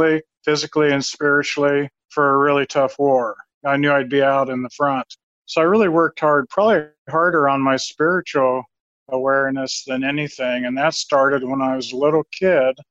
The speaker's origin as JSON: {"language": "English", "town": "Lincoln", "region": "Nebraska", "country": "United States", "tie": "born or raised there", "said": "I grew up in Nebraska, Lincoln, Nebraska"}